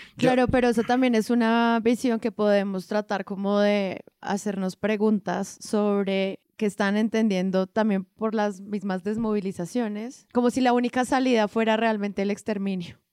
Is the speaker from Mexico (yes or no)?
no; Colombia; como colombiana